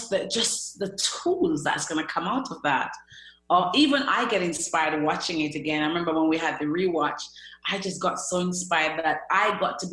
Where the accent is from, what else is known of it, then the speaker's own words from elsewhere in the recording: Jamaica; now in United Kingdom; I'm from Jamaica, a very little island